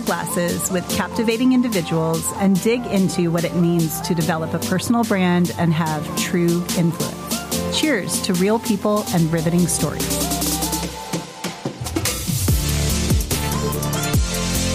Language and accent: English; Jamaica; now in Northwest Arkansas, United States; I grew up in Jamaica